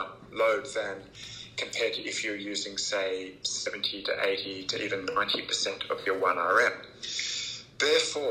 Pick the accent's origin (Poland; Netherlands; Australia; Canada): Australia; also born or lived in Oxford, England; I am a exercise physiologist and an Australian, but I was born in Oxford, England, and moved to Australia when I was a little child with my family. And I've been here ever since